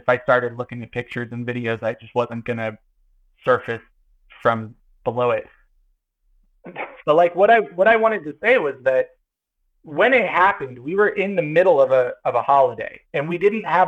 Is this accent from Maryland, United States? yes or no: no; Kansas City, Missouri, United States; I'm from Kansas City